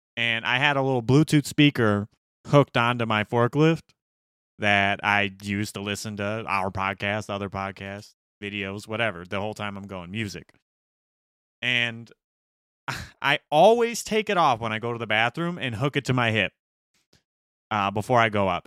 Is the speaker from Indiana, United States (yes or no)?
yes; Gary, Indiana, United States; we grew up in Gary